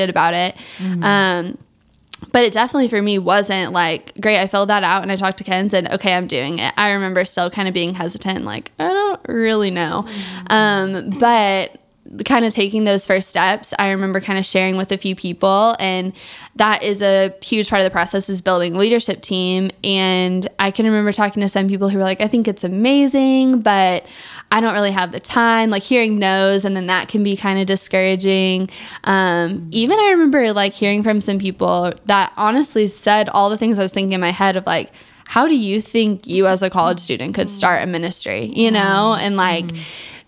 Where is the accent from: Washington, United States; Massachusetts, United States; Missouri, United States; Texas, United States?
Missouri, United States; I'm from Missouri